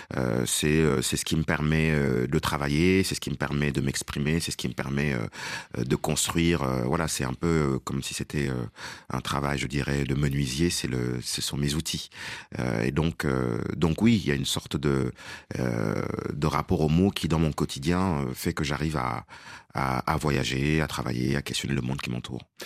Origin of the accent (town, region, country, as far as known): Senegal; first language Wolof; French is a second language; moved away; also born or lived in Dakar